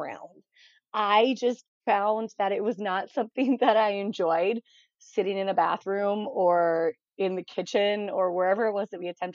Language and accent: English; Raleigh, North Carolina, United States; moved away as an adult; now in Twin Cities, United States; I grew up in Raleigh, North Carolina